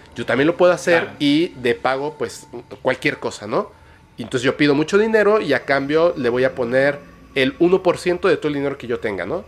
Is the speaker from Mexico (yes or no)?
yes; Mexico; yo como mexicano